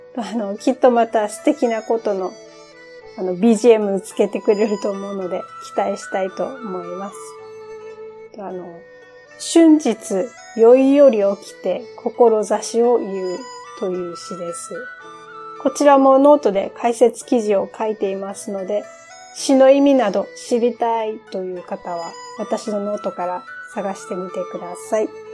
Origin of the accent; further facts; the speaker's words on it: Okinawa, Japan; 私、生まれも育ちも沖縄でして